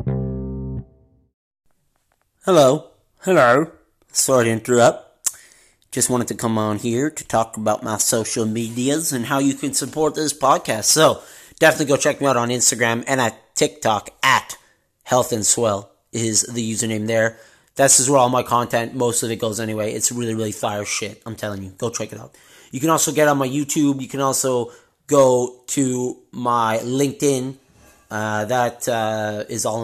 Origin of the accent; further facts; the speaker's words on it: Canada; since we are Canadian